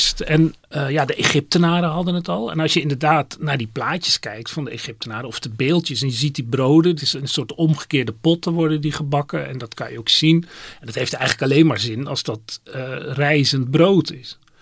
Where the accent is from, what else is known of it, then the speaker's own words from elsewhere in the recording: Netherlands; we zijn Hollanders